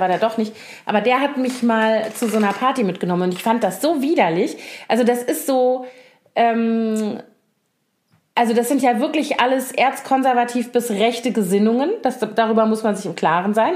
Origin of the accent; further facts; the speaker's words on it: Koblenz, Rhineland-Palatinate, Germany; moved away; also born or lived in Bonn; ich komme ja nun aus Koblenz, was ja so eine traditionelle Garnisonsstadt ist mit zehn aktiven Kasernen ungefähr, als ich da noch, also als ich da aufgewachsen bin